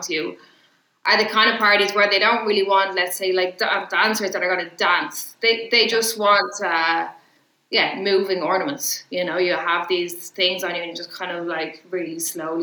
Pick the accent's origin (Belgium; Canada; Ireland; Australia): Ireland; I'm Irish